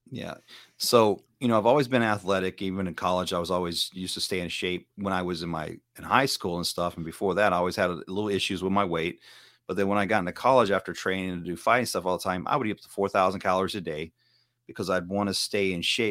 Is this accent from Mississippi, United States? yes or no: yes; Hickory, Mississippi, United States; accent: southern twang; now in California, United States; I'm originally from Mississippi. Uh, I'm from a small town called Hickory